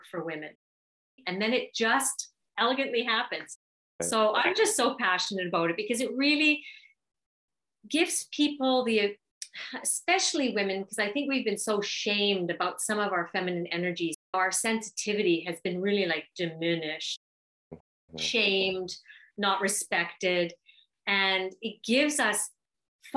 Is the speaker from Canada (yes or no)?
yes; Canada; I'm Canadian.